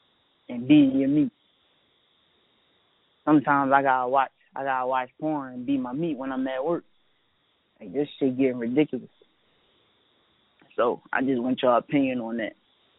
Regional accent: Philadelphia, Pennsylvania, United States; I'm from Philly, right? But I want to know, should your girl, I'm 22 by the way

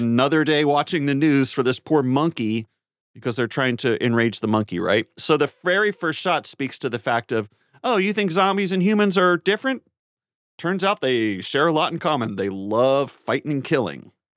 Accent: North Carolina, United States; my home state of North Carolina

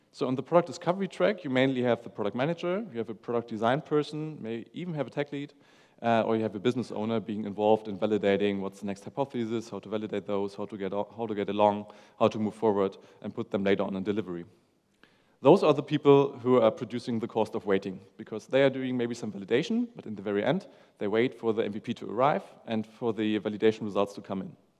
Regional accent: Hamburg, Germany; I'm from Hamburg, Germany.

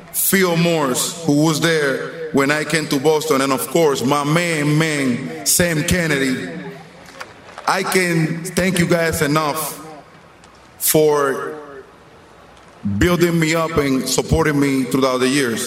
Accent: Dominican Republic; moved away as an adult; now in United States; before the Red Sox, before the Twins, I was just a kid playing ball in the Dominican Republic

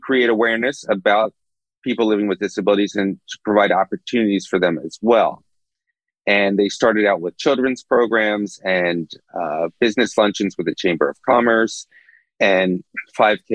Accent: Philadelphia, Pennsylvania, United States; also born or lived in New Brunswick, New Jersey; I was born in Philadelphia. And I had a pretty normal suburban upbringing

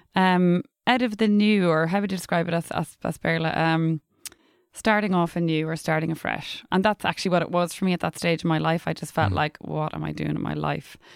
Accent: Dundalk, Leinster, Ireland; first language English; I was brought up in English in Dundalk in County Louth.

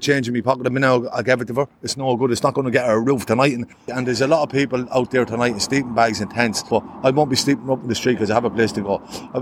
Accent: Longford, Leinster, Ireland; now in Dublin, Ireland; I'm Longford. I'm from Longford town.

